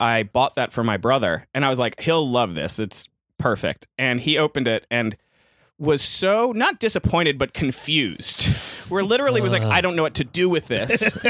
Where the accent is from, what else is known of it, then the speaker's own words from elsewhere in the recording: South Florida, United States; moved away; I'm from Florida. I'm from South Florida.